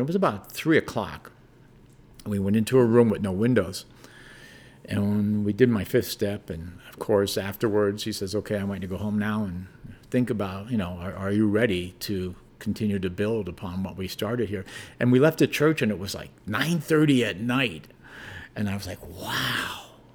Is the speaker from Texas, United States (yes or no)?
no; Hazleton, Pennsylvania, United States; now in Colorado, United States; grew up in northeastern Pennsylvania, small town called Hazelton, Pennsylvania